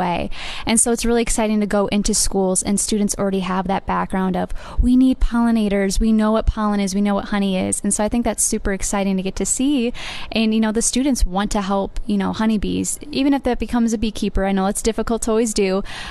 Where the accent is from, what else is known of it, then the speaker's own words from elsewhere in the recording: Iowa, United States; I'm from the state of Iowa